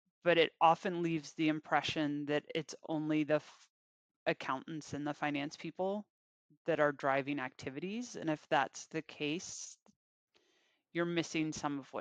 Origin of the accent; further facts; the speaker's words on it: Virginia, United States; So I am mostly from Virginia. Typically, I've spent, with the exception of college, I think I've been within an hour of DC, hour and a half of DC for most of my life